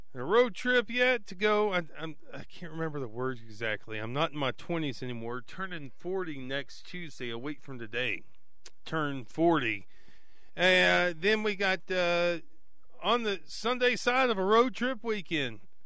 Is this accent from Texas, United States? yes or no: yes; Abernathy, Texas, United States; I was raised in Abernathy, 2,904 people